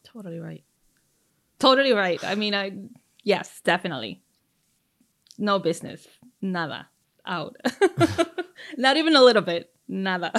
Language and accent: English; Puebla, Mexico; moved away; my home state, Puebla